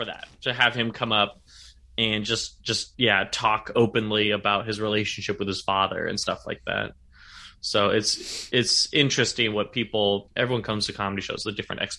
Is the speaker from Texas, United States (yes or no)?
no; Sacramento, California, United States; now in San Francisco, United States; I'm from Sacramento originally, but I've lived in San Francisco. I started doing comedy in San Francisco, and I've lived here about 8 years.